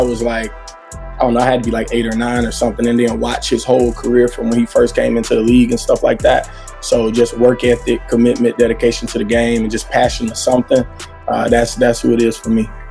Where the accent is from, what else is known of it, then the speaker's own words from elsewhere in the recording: Montgomery, Alabama, United States; I'm from the South. I'm actually from Montgomery, Alabama